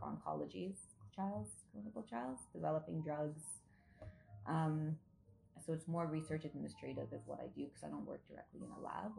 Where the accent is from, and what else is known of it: Toronto, Ontario, Canada; born or raised there; also born or lived in Nigeria / Saudi Arabia / Abia State, Nigeria